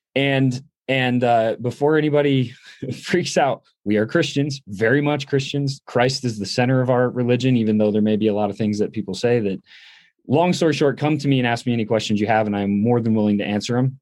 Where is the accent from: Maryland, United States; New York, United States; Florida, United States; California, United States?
New York, United States; upstate; also born or lived in Middletown, New York; I grew up in upstate New York